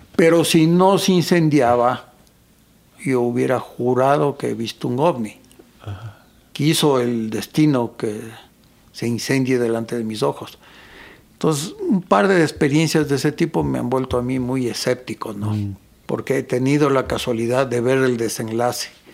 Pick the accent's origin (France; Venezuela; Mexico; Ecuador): Ecuador; yo muchas veces escribo como ecuatoriano, como se habla aquí